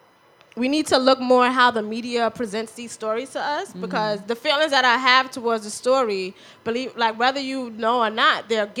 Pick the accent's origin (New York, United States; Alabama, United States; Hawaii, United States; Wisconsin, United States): New York, United States; New York City; now in East New York, United States; I'm from the Bronx.